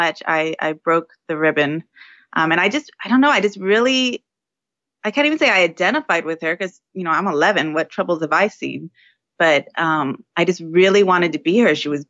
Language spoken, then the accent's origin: English; San Diego, California, United States; I am in San Diego, California, native San Diegan